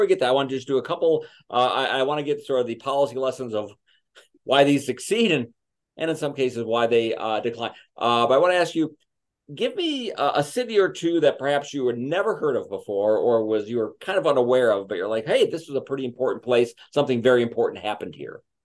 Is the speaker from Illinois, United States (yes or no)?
yes; Chicago, Illinois, United States; I'm from Chicago.